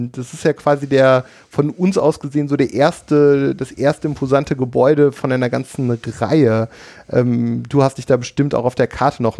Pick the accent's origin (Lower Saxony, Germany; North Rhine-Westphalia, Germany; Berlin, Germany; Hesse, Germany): North Rhine-Westphalia, Germany; Cologne; In meiner Heimatstadt Köln steht ja eine moderne Moschee